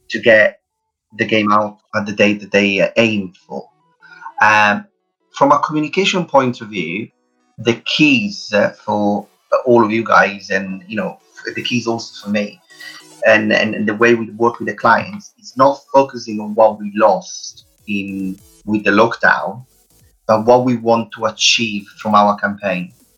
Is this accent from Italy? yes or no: yes; Italy; accent: Italian; English is a second language; moved away as an adult; now in United Kingdom; as you hear my Italian accent uh, is quite strong. I live in the UK since 2006